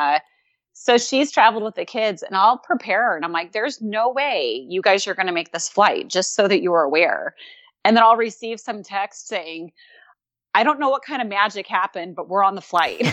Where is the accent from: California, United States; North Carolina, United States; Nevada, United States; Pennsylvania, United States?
California, United States; Southern; moved away as an adult; also born or lived in Hawaii; now in Louisville, Kentucky, United States; I'm originally from Southern California